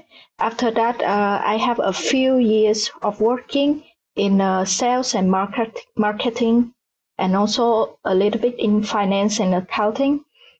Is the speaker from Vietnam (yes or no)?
yes; Vietnam; moved away as an adult; now in Oulu, Finland; I'm from Vietnam. Currently now I'm living in Oulu